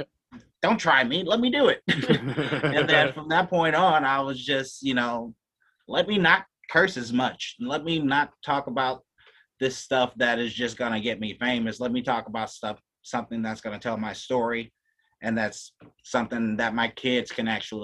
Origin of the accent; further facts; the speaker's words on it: Louisiana, United States; I'm from Louisiana, too, way down south